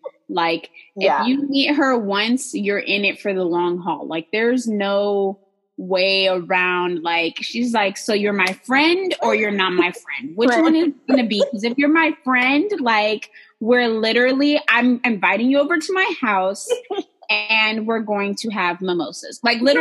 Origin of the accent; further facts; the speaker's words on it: Texas, United States; I'm from Texan.